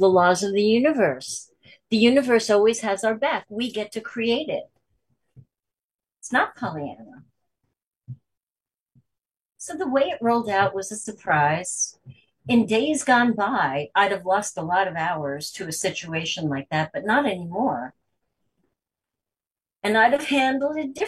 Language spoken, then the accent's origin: English; New York, United States; I'm from New York